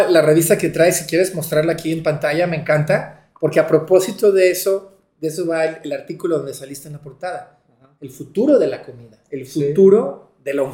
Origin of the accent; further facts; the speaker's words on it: Mexico; soy mexicano